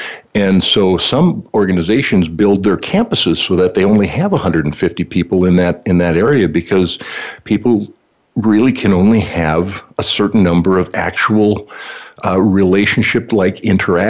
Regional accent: Valley City, North Dakota, United States; Yeah, just that I grew up in North Dakota, which people don't think of North Dakota as being very diverse, and of course it's not. It's settled by the Germans and the Norwegians

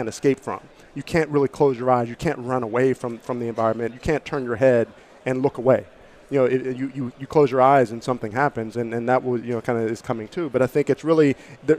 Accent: Pittsburgh, Pennsylvania, United States; I'm from Pittsburgh.

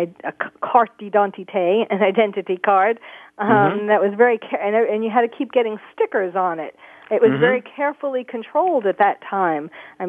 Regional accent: New York, United States; now in California, United States; the state that I live in, California, isn't one of them. New York, my hometown, isn't one of them.

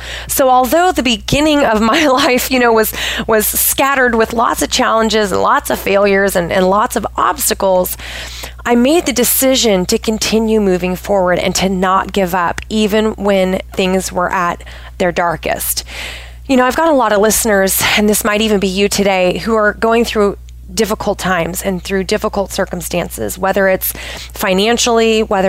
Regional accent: Pacific Northwest, United States; So I am originally from the Pacific Northwest of the United States. I have lived all over the place.

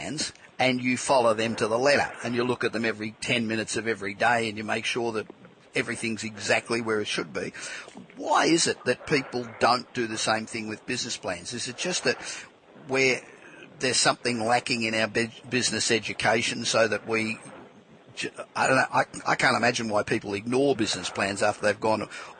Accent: Australia; moved away as an adult; now in California, United States; I'm obviously Australian too, but I've been living in California 25 years

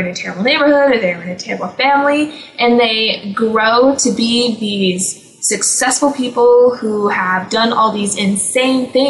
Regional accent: United States; who we are as American

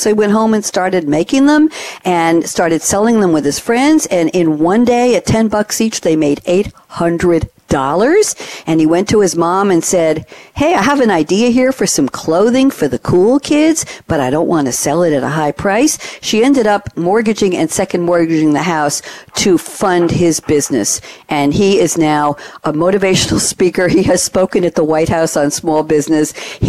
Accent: Long Island, New York, United States; moved away as an adult; also born or lived in Flushing, New York / Douglaston, New York; now in Durham, United States; I just moved to Durham 6 months ago, but I grew up on Long Island in New York, and I just left there after 35 years.

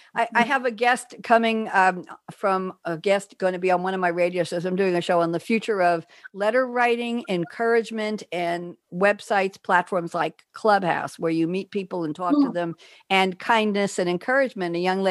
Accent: Queens, New York, United States; I was born in Queens. Nice Jewish girl in a nice Catholic hospital with a cross over my mother's bed.

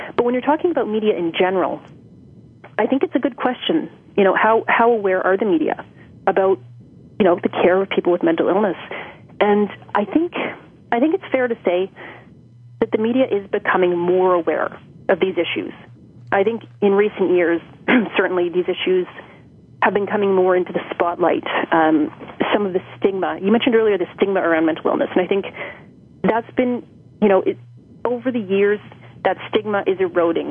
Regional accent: Toronto, Ontario, Canada; born and raised in Toronto

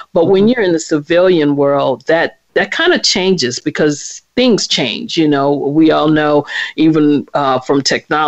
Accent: New Orleans, Louisiana, United States; now in Washington, D.C., United States; I am originally from New Orleans, Louisiana, but I'm currently in the Washington, D.C. area.

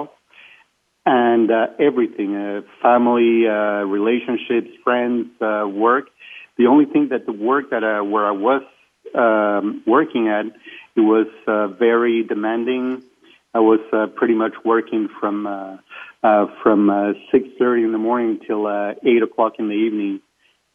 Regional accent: Venezuela; first language Spanish; English is a second language; moved away; I'm Hispanic. I'm from Venezuela originally

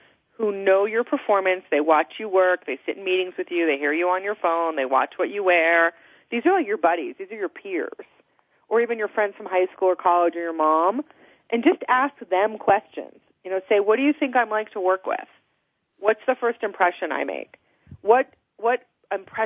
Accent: New Jersey, United States; now in Colorado, United States; I'm from New Jersey originally

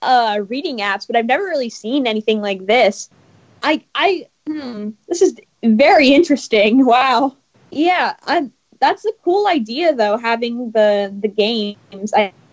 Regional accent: Los Angeles, California, United States; from Los Angeles, California.

